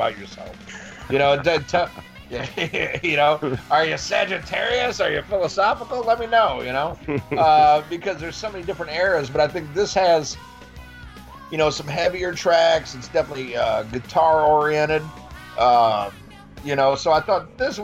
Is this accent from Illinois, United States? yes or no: yes; about 50 minutes south of Chicago, Illinois, United States; now in the South, United States; I grew up about 50 minutes south of Chicago